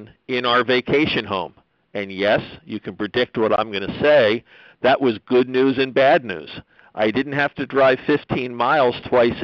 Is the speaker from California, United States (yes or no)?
no; Pennsylvania, United States; my home state of Pennsylvania